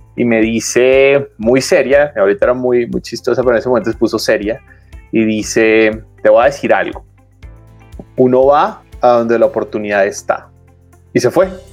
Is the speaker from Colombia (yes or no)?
yes; Colombia; yo soy colombiano